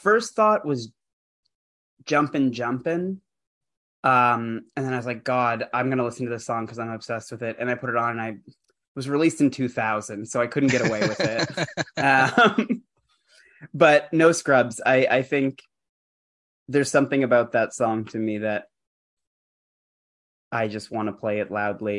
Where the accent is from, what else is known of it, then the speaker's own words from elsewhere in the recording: Canada; I grew up in Canada.